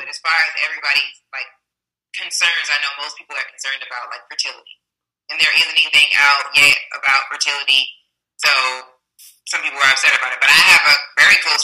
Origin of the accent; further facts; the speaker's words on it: Chicago, Illinois, United States; Chicago. I grew up in the suburbs, though. I grew up in the south suburbs. Like, if people know Harvey, Illinois, or they know Homewood, Lossmore, that's, like, my stomping grounds for growing up